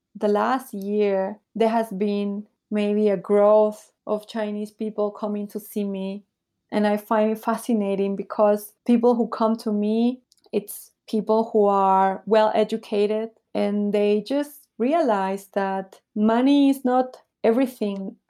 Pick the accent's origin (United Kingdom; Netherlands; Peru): Peru; moved away as an adult; also born or lived in Bolivia / Taiwan / Nicaragua; now in Shanghai, China; I was born in Bolivia. But then when I was little, I moved to Peru. So this is where I grew up in Peru